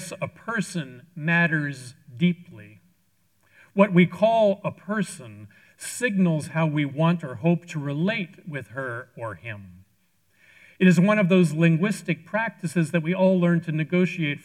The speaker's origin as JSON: {"language": "English", "town": "Washington", "region": "District of Columbia", "country": "United States", "tie": "born or raised there", "moved": "as an adult", "said": "I traveled to my hometown, Washington, D.C., for a short visit with my brother, Hans"}